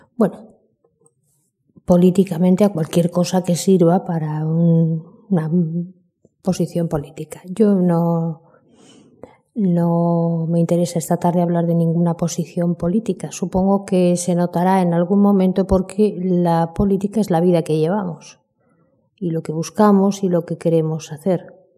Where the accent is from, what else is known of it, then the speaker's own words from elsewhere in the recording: Buenos Aires, Argentina; now in Spain; nací en Buenos Aires